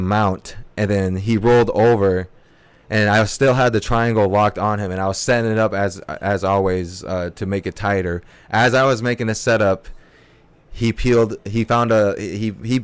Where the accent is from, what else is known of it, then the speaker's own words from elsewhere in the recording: Berkeley, California, United States; also born or lived in a reservation (unspecified) / Alameda, California; we moved when I was 13. First spot that I hit out here was Berkeley. I grew up in Berkeley a good part of my life